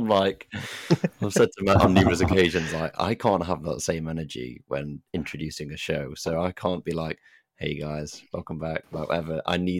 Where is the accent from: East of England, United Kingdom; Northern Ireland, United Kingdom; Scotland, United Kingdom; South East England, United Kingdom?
Northern Ireland, United Kingdom; being Northern Irish, you're very much so, like, you know, reserved, like typically reserved, it seems.